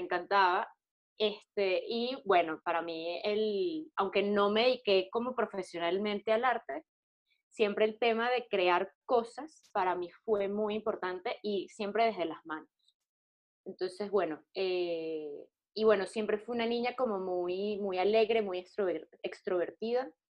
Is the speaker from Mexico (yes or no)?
no; Venezuela; moved away; also born or lived in Colombia; soy una mujer, soy venezolana